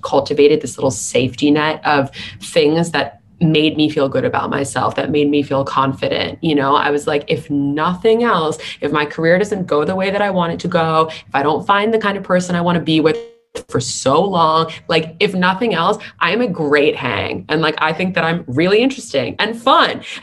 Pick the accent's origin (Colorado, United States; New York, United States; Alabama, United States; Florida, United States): New York, United States; New York City; growing up in New York City